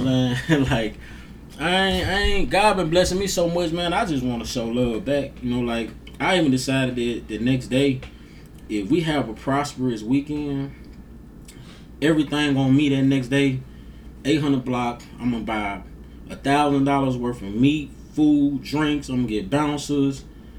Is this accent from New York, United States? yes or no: no; Grenada, Mississippi, United States; I'm from Grenada. Despite of some of the negativity that comes out of here, I love this place. You know what I'm saying? Like, this place made me.